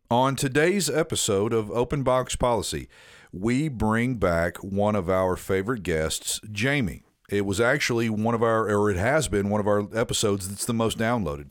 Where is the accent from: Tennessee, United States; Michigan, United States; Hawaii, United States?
Tennessee, United States; accent: Southern; my entire life, in Tennessee